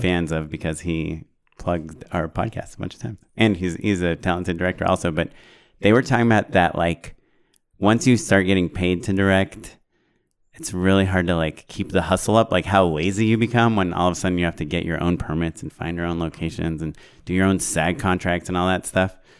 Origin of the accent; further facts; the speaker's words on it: Orange County, California, United States; I grew up in Orange County